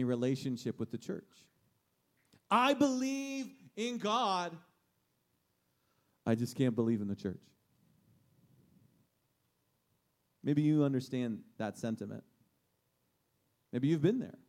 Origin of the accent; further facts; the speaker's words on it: Steelers territory, Pennsylvania, United States; moved away; I'm from Steelers territory.